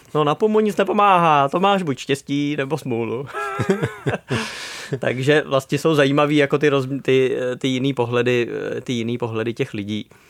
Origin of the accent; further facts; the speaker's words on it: Bohemia, Czechia; u nás v Čechách